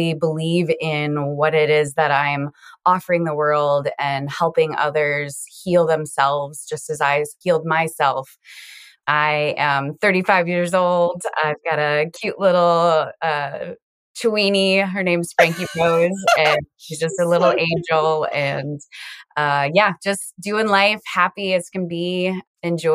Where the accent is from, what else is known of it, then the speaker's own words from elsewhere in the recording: Iowa, United States; also born or lived in South Dakota; now in Sioux Falls, United States; I am currently living in South Dakota, and I grew up in Iowa.